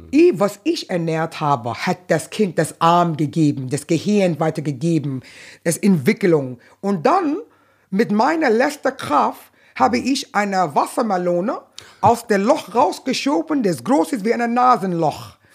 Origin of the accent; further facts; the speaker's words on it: New York, United States; first language Arabic; German is a second language; ich habe Arabisch gesprochen, Arabisch gelesen, mitten in New York.